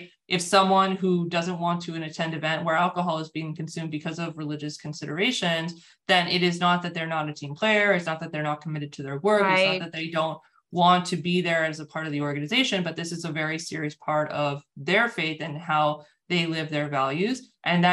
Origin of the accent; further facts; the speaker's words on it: United States; I'm born and raised in the United States, so that's very much my context